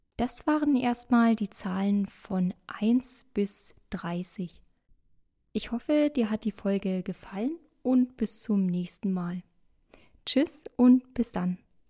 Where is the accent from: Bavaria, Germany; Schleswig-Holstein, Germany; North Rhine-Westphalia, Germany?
Bavaria, Germany; Ich komme aus Bayern und ich sage meistens auch 20